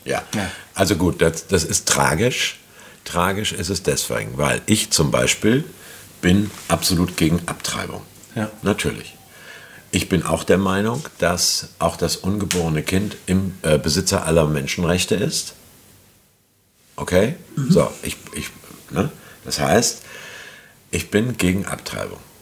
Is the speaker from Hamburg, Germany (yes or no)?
yes; Hamburg, Germany; muss ich als Hamburger sagen